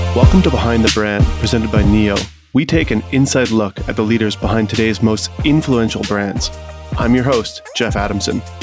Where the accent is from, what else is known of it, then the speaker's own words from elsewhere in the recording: Saskatchewan, Canada; I grew up in Saskatchewan, so it was not exactly like we had mountains